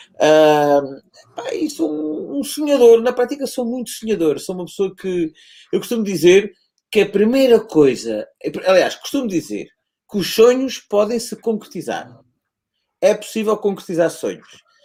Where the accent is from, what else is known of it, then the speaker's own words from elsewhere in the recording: Vila Real de Santo António, Algarve, Portugal; moved away as an adult; also born or lived in Lisbon; Eu sou um tipo que nasceu e que foi criado em Vila Real António